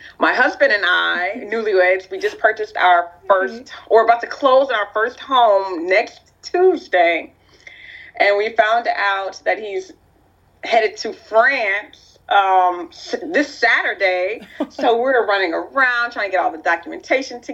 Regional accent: Lafayette, Louisiana, United States; also born or lived in Youngsville, Louisiana; I was born in Lafayette, Louisiana, and I was baptized in, it's still my home church, St. Anne's Catholic Church in a small town called Youngsville, Louisiana.

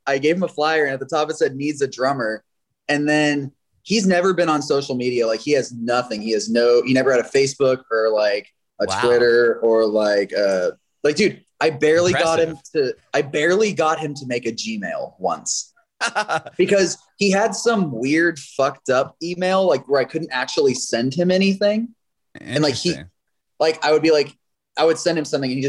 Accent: Houston, Texas, United States; I grew up in Houston

